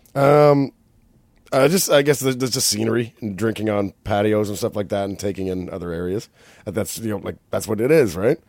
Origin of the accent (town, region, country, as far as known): Canada; accent: Canadian; also born or lived in Whistler